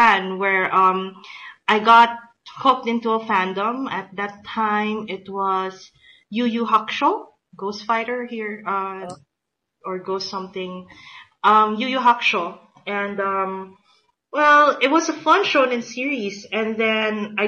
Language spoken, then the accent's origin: English; Philippines; I'm from the Philippines